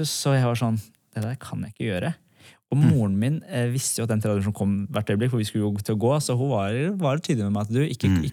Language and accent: Norwegian; Iran; now in Norway; Jeg kom jo fra Iran opprinnelig, og mm. familien min var nesten alle da muslimer.